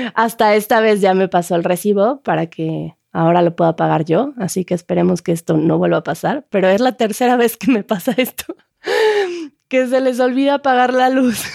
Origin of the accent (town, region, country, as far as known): Mexico